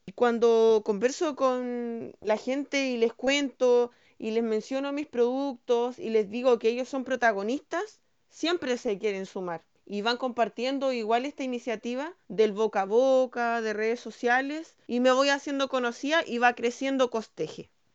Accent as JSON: {"language": "Spanish", "town": "Panguipulli", "region": "Los Ríos", "country": "Chile", "said": "soy de Panguipulli, que es un pueblo que está en la región número 14 de Chile"}